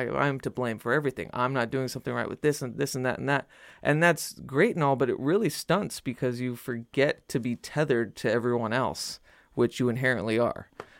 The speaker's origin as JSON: {"language": "English", "town": "Albuquerque", "region": "New Mexico", "country": "United States", "tie": "born or raised there", "said": "I'm from the Southwest, and I'm from, you know, my father was big into the metaphysics, so that is exactly what I was raised"}